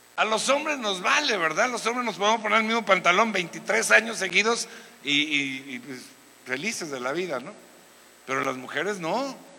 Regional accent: Veracruz, Mexico; now in Querétaro, Mexico; en mi tierra, o sea, en el Edén, o sea, Veracruz, pues cuando yo era niño solamente se jugaba béisbol

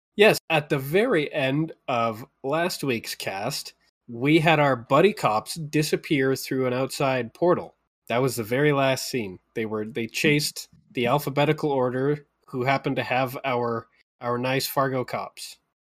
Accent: Calgary, Alberta, Canada; being a really small kid growing up in Calgary at the time

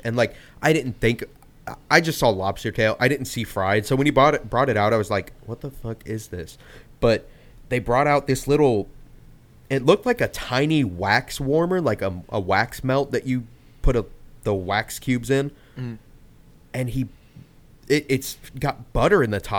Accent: Lexington, Kentucky, United States; also born or lived in Ohio; I'm from Lexington, Kentucky

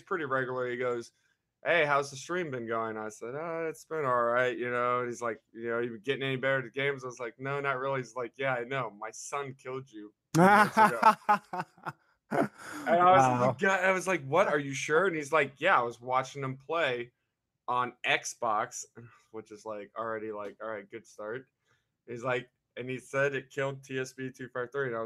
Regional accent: Festus, Missouri, United States; I'm from Festus, Missouri. It's about 30 minutes south of St. Louis

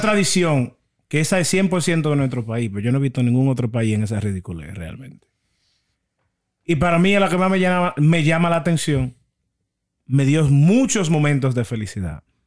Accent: Dominican Republic; En nuestra bella, linda y adorada República Dominicana

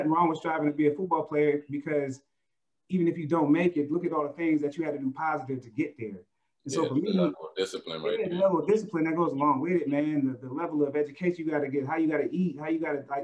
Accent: Oakland, California, United States; I'm from Oakland

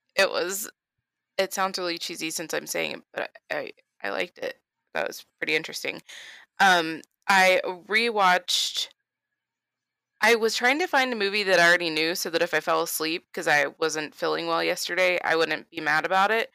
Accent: Florida, United States; now in Idaho, United States; I'm from Florida, they're everywhere. We used to have them in the lake behind our house

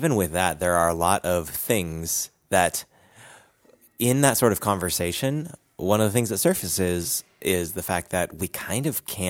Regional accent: Philippines; I'm Filipino.

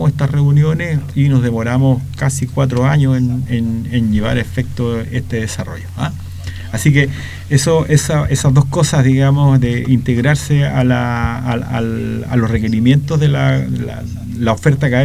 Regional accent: Talca, Maule, Chile; yo vengo de Talca, ya soy oriundo de Talca.

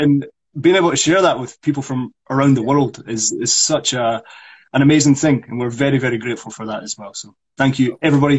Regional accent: Scotland, United Kingdom; accent: northeast of Scotland; first language Scots; being from Scotland

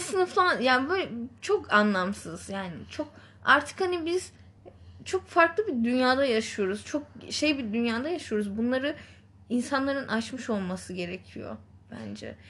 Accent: Istanbul, Turkey; moved away; also born or lived in Northern Cyprus; ben İstanbulluyum

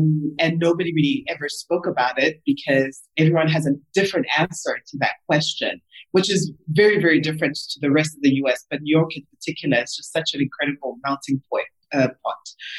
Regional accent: South Africa; also born or lived in Congo; I was born in the Congo. My dad is from DRC. My mom is from Rwanda. You know, I mean, I lived in 5-6 different countries, you know, before the age of 13, moved to South Africa, established this as home

